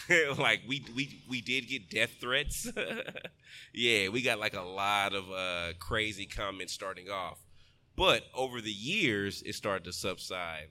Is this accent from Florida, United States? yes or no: no; Texas, United States; I'm from Texas